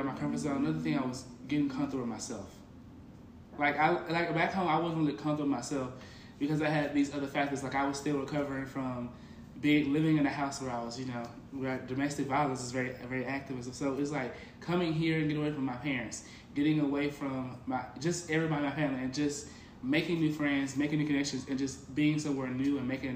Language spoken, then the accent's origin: English; Memphis, Tennessee, United States; moved away as an adult; I'm from Memphis, Tennessee, 901 Shepherd Drive